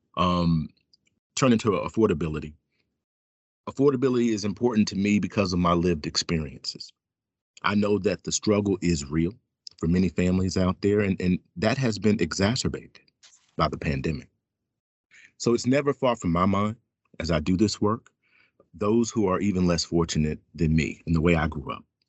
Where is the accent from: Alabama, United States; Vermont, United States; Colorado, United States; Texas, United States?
Alabama, United States; Fairhope; now in Washington, D.C., United States; I grew up in a small town outside of Mobile, Alabama, called Fairhope